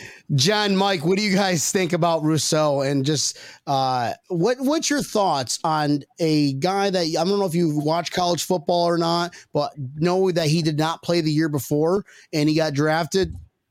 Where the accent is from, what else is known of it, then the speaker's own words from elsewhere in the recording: Philippines; I'm Filipino, so I'm 5'6" on a ladder.